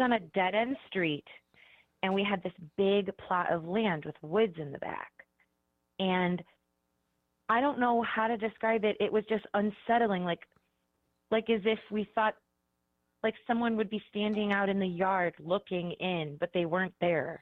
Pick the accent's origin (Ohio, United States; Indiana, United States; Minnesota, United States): Ohio, United States; Cleveland; now in Columbus, United States; I'm from Cleveland, but I currently live in Columbus